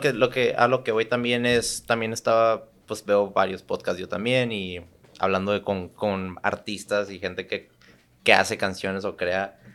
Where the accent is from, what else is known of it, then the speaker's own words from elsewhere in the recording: Tijuana, Baja California, Mexico; also born or lived in San Diego, California, United States / Santa Cruz, California, United States; siendo tijuanense, bueno, nací en San Diego, pero crecí en Tijuana